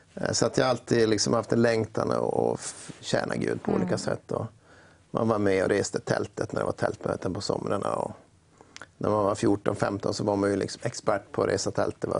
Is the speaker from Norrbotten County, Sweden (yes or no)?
yes; Luleå, Norrbotten County, Sweden; accent: norrländska; när jag växte upp i Luleå